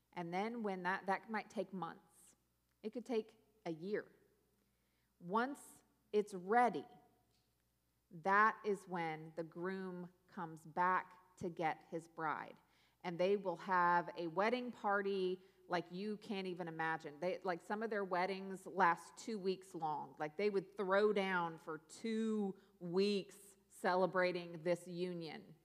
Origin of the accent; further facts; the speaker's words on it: Pacific Northwest, United States; moved away; also born or lived in South Louisiana / North Carolina; I grew up in the Pacific Northwest